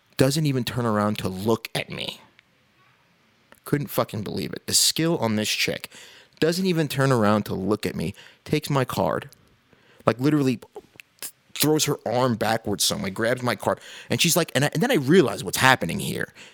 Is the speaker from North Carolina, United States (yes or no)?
no; New York City, New York, United States; moved away; also born or lived in Midwest; I'm from New York originally